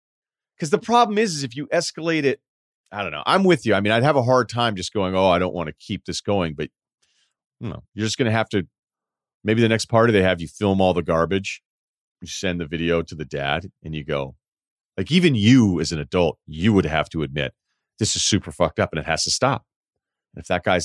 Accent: Martha's Vineyard, Massachusetts, United States; I was from Martha's Vineyard

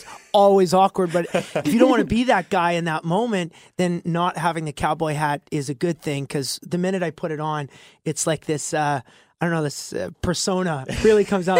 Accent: Alberta, Canada; this Alberta boy

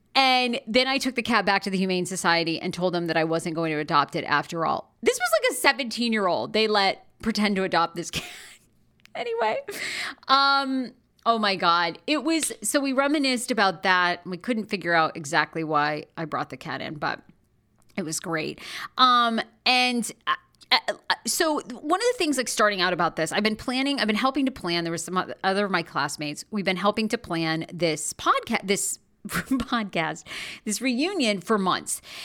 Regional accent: Rangeley, Maine, United States; now in Los Angeles, United States; I grew up in Maine. Born and raised, I was born in this tiny town called Rangeley, Maine, in northern, um, northern Maine.

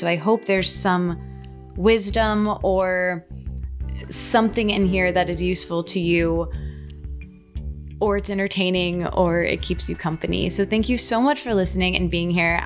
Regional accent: Michigan, United States; moved away; I grew up in Michigan in a, a small college town.

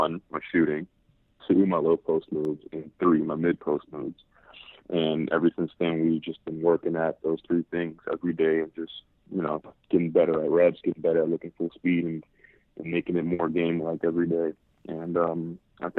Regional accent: New York City, New York, United States; growing up in Harlem

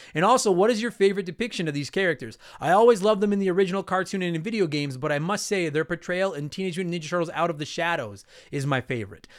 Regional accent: Canada; I'm Canadian with the French on it

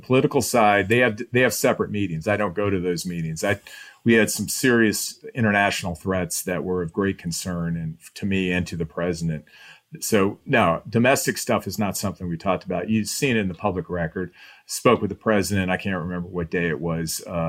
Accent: Midwest, United States; you go in there because we're from the Midwest, right? The three of us are the same way.

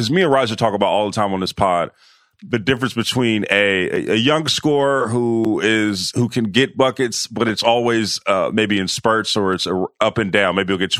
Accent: the Bay Area, California, United States; because I'm from the Bay.

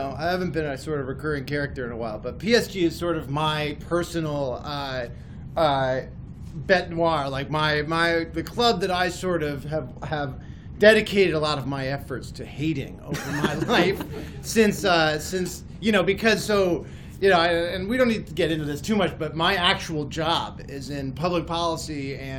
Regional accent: Madrid, Community of Madrid, Spain; also born or lived in United States; Well, look, I grew up in Madrid and in the States.

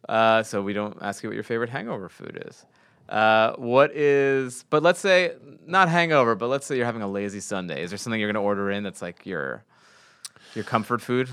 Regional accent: New York, United States; I'm from New York

